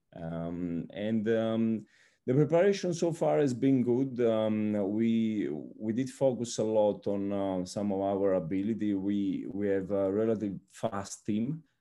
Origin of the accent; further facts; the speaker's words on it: Naples, Campania, Italy; moved away as an adult; also born or lived in Rome, Italy / Formia, Italy; now in Brazil; I am Italian and, um, so I come from Naples